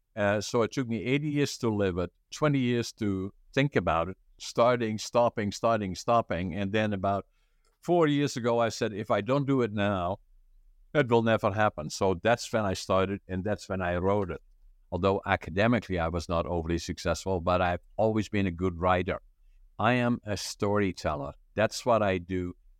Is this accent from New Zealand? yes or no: no; northeastern Netherlands, Netherlands; moved away as an adult; now in Canada; I was born in northeastern Holland, about ten, fifteen minutes from the German border.